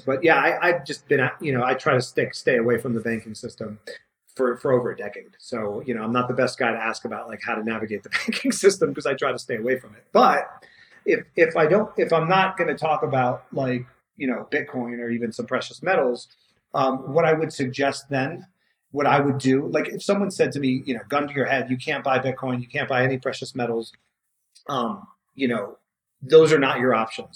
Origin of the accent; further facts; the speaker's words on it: New York City, New York, United States; I grew up in New York City where like nobody knows how to do anything